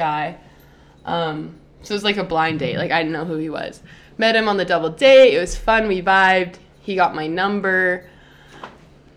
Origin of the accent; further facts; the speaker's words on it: an hour and a half from Los Angeles, California, United States; my hometown is, like, an hour and a half from Los Angeles